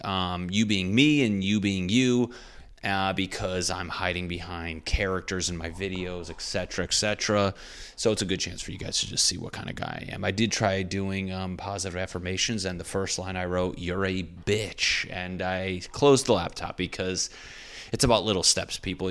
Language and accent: English; New England, United States; I'm from New England.